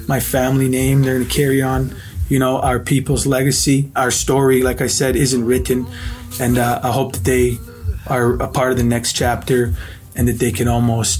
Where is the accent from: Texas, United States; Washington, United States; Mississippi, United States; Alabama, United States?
Washington, United States; Wenatchee; I was born in Wenatchee, Washington, down in the Okanagan Valley